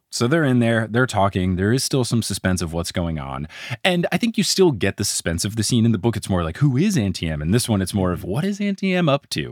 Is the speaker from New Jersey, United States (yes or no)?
yes; Trenton, New Jersey, United States; also born or lived in Seattle; now in New York, United States; the Trenton Times, my beloved newspaper from my hometown